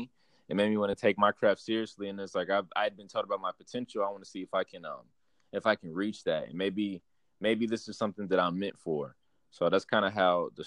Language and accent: English; Irving, Texas, United States; moved away as an adult; now in San Marcos, United States; I'm from a town called Irving, 10 to 15 minutes